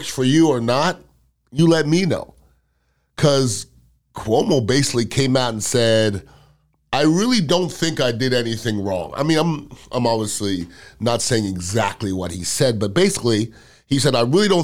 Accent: United States; as American

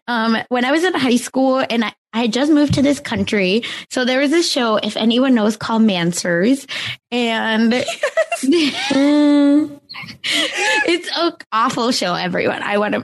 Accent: India; you're Indian. I'm Indian. I think we can make fun of each other.

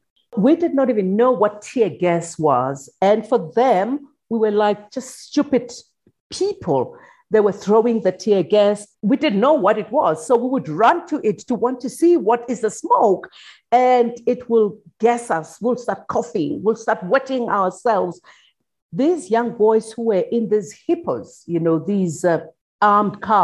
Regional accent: Soweto, Gauteng, South Africa; growing up in Soweto during apartheid

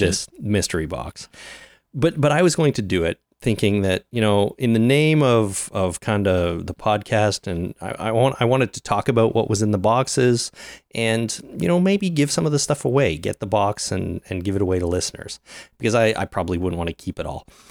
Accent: Canada; I'm Canadian, or at least I reside in Canada. And I am Canadian

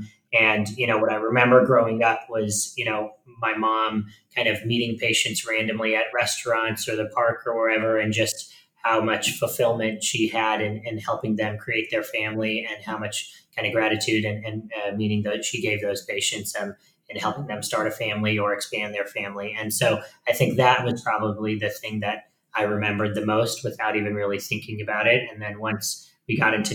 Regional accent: Phoenix, Arizona, United States; also born or lived in Tucson, Arizona / New York City; I was born and raised in Phoenix, Arizona

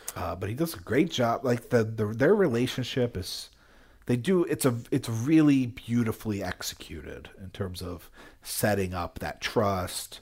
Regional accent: Jersey Shore, New Jersey, United States; moved away; also born or lived in Philadelphia / Albany; I grew up in Jersey Shore

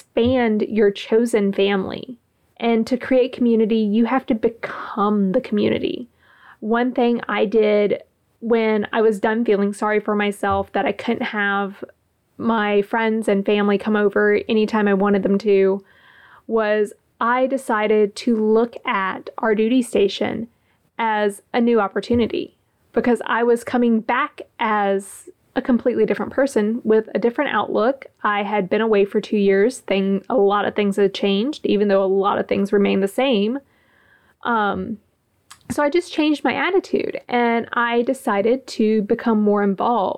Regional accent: Gulfport, Mississippi, United States; moved away as an adult; also born or lived in Kings Bay; I was in my hometown

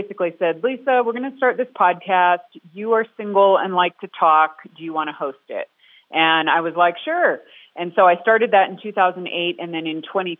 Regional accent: California, United States; moved away; also born or lived in Minnesota; Born in Minnesota and then grew up in California.

